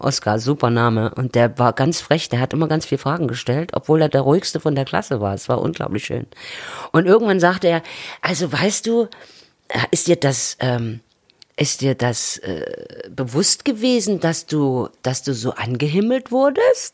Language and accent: German; Chemnitz, Saxony, Germany; moved away as an adult; now in Berlin, Germany; hatte sich die Stadt dort, wo ich wohnte, völlig verändert. Mhm äh, ich bin im Viertel groß geworden mit Altbauten